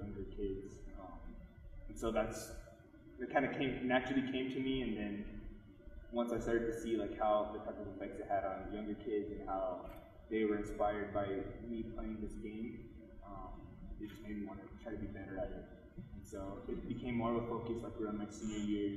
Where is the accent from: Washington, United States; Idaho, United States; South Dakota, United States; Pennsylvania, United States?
South Dakota, United States; Pine Ridge Reservation; moved away as an adult; I'm from the Pioneer Reservation of Oglala Lakota